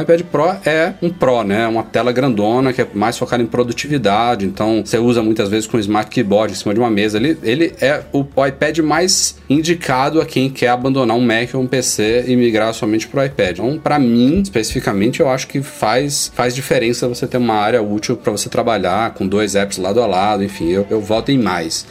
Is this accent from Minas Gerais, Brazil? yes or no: no; Salvador, Bahia, Brazil; also born or lived in São Paulo; minha terrinha aqui, em Salvador, minha outra terra natal, São Paulo